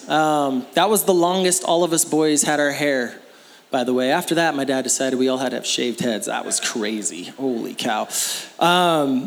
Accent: Phoenix, Arizona, United States; I was born in Phoenix, Arizona

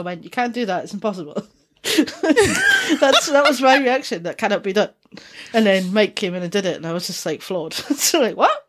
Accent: Dundee, Scotland, United Kingdom; accent: Dundonian mixed with Geordie; also born or lived in Newcastle upon Tyne; Dundonian accent, which is, uh, where I'm from

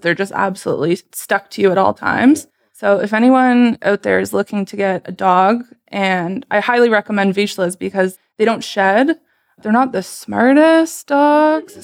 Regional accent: Sarnia, Ontario, Canada; moved away as an adult; also born or lived in Romania / Waterloo; now in Toronto, Canada; once I came over to Canada, I grew up mostly in Sarnia

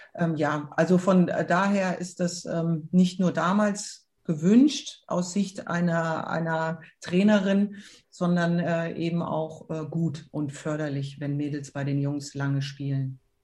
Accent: Frankfurt, Hesse, Germany; Frankfurt äh, war immer meine Heimat und da bin ich groß geworden

